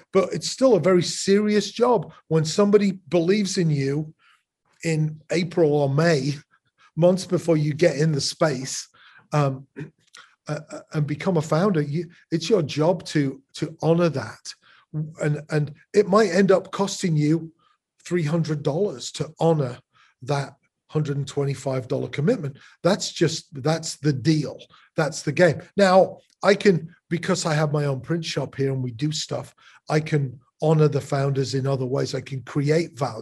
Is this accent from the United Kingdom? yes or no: yes; England, United Kingdom; now in Chicago, United States